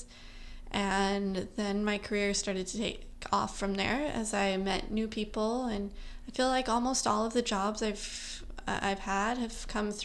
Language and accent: English; Utah, United States; now in New York City, United States; I'm from Utah originally, like I just said, and I trained in Utah in a couple studios growing up